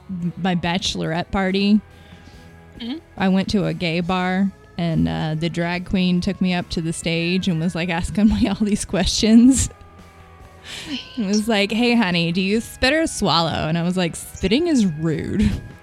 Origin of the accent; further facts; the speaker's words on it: Cardiff, Wales, United Kingdom; I'm from Cardiff.